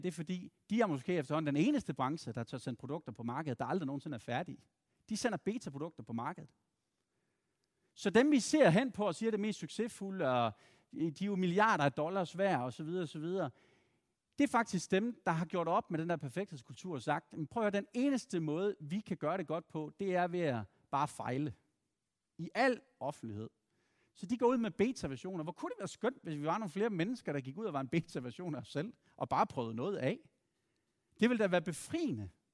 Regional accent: Randers, Central Denmark Region, Denmark; moved away; Og så er jeg fra Randers oprindeligt

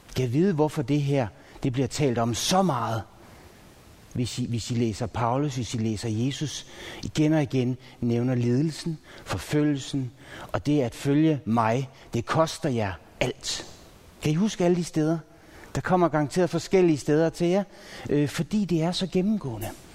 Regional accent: Pandrup, North Denmark Region, Denmark; jeg er vokset op i Pandrup

